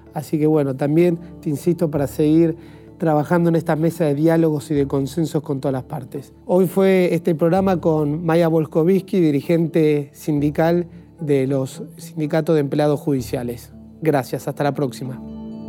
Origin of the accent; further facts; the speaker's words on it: Argentina; como argentino